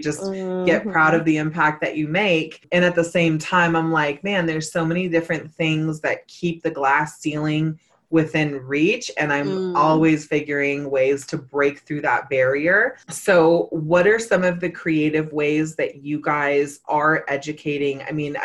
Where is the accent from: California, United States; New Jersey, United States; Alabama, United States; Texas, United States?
California, United States; Northern; I'm originally from Northern California.